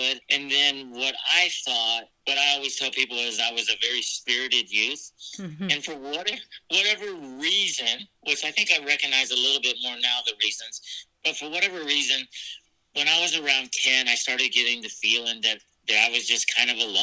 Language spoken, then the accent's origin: English; Norfolk, Virginia, United States; I was born in Norfolk, Virginia, and I was adopted from there at birth